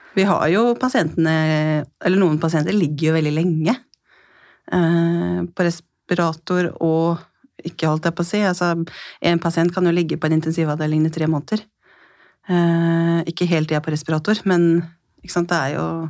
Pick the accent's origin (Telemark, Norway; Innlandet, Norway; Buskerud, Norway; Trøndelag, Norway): Telemark, Norway; Skien; jeg kommer fra Skien i Telemark og jobber som intensivsykepleier